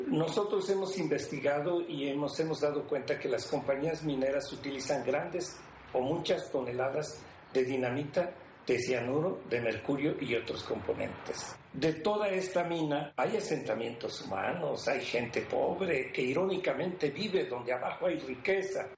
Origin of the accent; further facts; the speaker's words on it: Tetela de Ocampo, Puebla, Mexico; mi pueblo